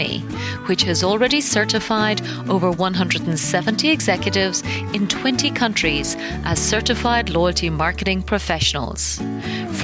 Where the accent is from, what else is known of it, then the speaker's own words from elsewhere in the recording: Ireland; moved away; I've seen it back in my home country of Ireland